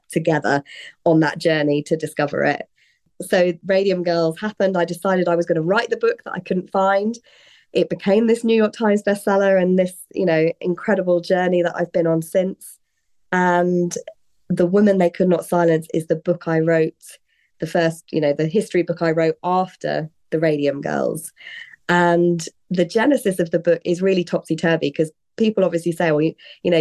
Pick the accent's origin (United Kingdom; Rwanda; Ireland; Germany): United Kingdom; also born or lived in London; I am British. That's where I was born, where I grew up, and still where I'm living and working